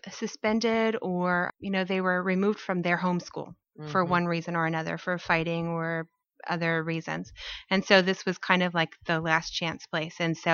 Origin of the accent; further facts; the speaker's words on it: Fort Polk, Louisiana, United States; I grew up in Louisiana as an Army brat, Fort Polk